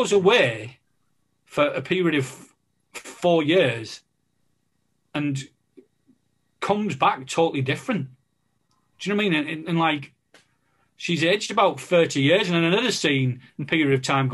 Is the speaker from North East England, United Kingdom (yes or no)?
yes; the North East, North East England, United Kingdom; growing up in the Northeast